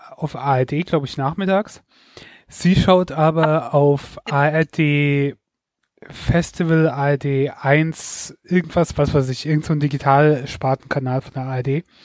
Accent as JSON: {"language": "German", "town": "Mainz", "region": "Rhineland-Palatinate", "country": "Germany", "said": "Also ich muss dazu sagen, ich komme aus Rheinland-Pfalz, aus Mainz, aber ähm, Mainz liegt ja fast, äh, liegt ja am Rhein und auf der anderen Seite ist dann Hessen."}